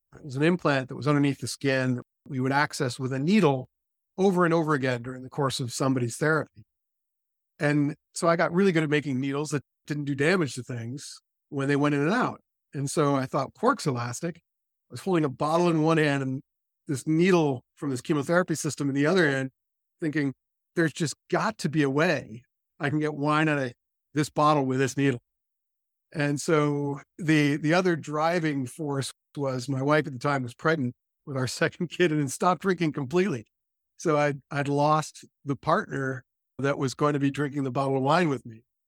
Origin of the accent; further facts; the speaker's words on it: California, United States; I was raised in California